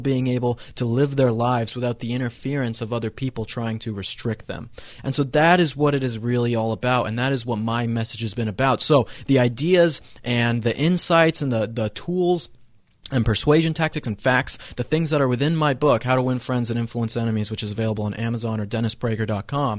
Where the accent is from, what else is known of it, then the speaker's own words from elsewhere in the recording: Colorado, United States; I grew up in Colorado